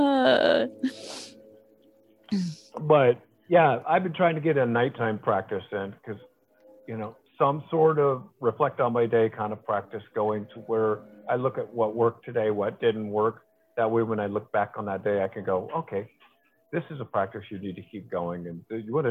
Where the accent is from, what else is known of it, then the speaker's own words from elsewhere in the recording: Iowa, Nebraska, Midwest, United States; moved away; also born or lived in Milwaukee, Wisconsin / Houston, Texas; I grew up in the Midwest